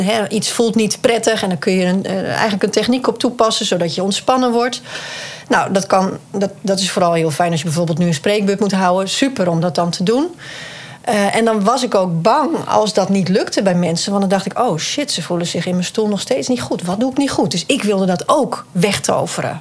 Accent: Friesland, Netherlands; ik kom uit Friesland

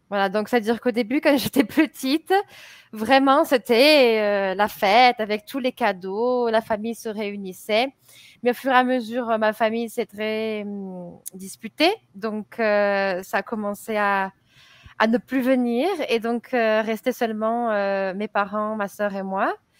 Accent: France; je suis française, je suis professeure du français

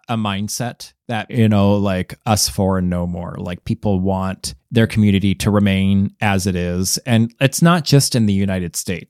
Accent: Canada; Like, nope, I'm from Canada. I stopped saying A at the end of a lot of the sentences where it made sense in Canada because I got made fun of every time I did.

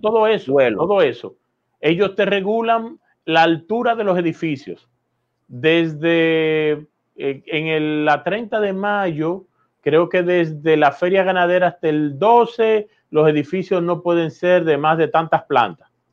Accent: Dominican Republic; los dominicanos entendamos

